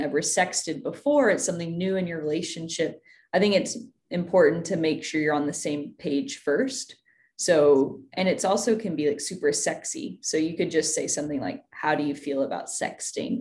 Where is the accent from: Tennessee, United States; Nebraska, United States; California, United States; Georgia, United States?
Tennessee, United States; I grew up in Tennessee